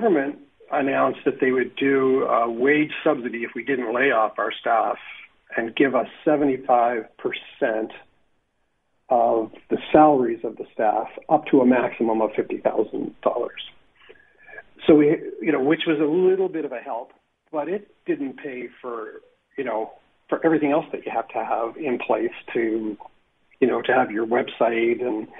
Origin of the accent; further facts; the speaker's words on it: Canada; we're Canadians through and through.